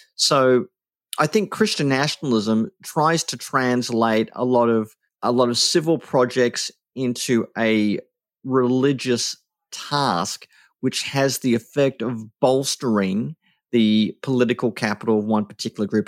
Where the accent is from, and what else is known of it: Australia